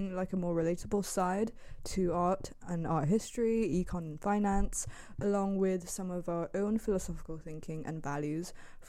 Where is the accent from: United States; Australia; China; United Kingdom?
China; Shanghai; I'm from Shanghai, China.